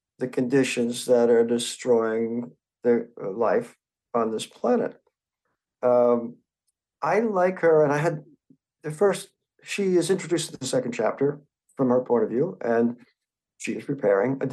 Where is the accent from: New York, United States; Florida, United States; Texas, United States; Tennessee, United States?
New York, United States; moved away; When I was a boy growing up in New York, there was no sense of environmentalism